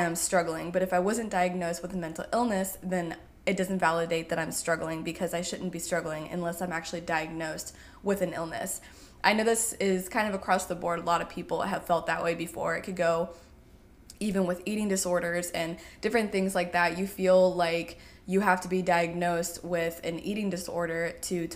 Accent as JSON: {"language": "English", "region": "Indiana", "country": "United States", "tie": "born or raised there", "said": "I grew up in Indiana"}